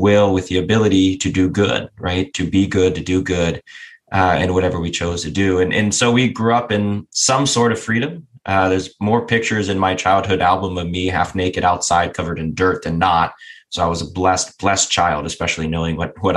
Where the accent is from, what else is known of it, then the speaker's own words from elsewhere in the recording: just south of Cleveland, Northeast Ohio, United States; I grew up in Northeast Ohio. Grew up on 30 acres, just south of Cleveland